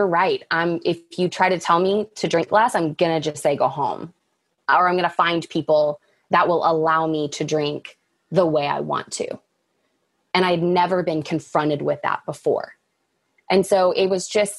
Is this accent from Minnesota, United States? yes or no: no; Dallas, Texas, United States; growing up in Dallas